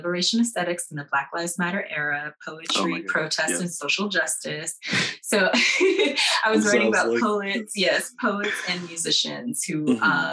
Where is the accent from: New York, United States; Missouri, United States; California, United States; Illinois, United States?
California, United States; Los Angeles; I grew up in Los Angeles in this very beautiful time